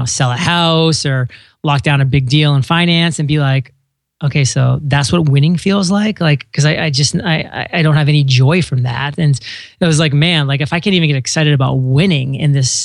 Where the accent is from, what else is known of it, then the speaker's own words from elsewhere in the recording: Maine, United States; moved away as an adult; I grew up in Maine for the first 18 years of my life